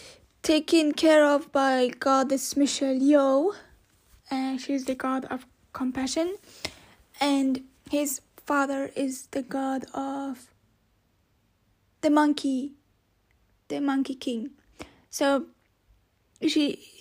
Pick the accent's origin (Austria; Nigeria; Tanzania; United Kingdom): Austria; I was born in Austria and not in Turkey